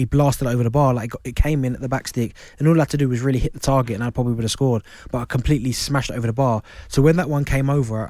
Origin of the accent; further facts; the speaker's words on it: Croydon, London, United Kingdom; I grew up in Croydon, Thornton Heath.